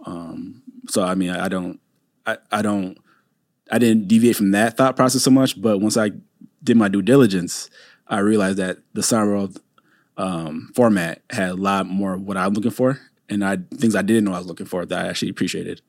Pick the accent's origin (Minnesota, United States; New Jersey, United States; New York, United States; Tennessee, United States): Minnesota, United States; Saint Paul; also born or lived in Chapel Hill, North Carolina; I'm originally from Saint Paul, Minnesota, Maplewood area, and, uh, that's where I grew up